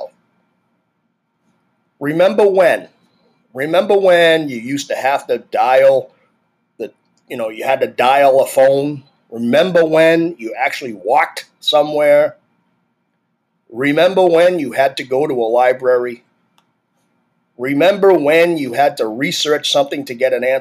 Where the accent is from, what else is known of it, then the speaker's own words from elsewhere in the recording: Massachusetts, United States; I'm from Massachusetts